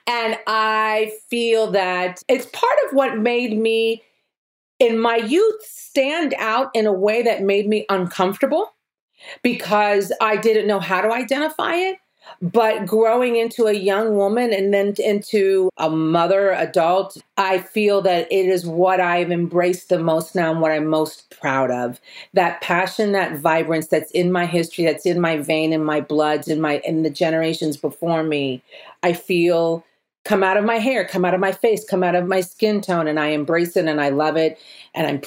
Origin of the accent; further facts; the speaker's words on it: Cincinnati, Ohio, United States; accent: Midwest; moved away; I was born and raised in Cincinnati, Ohio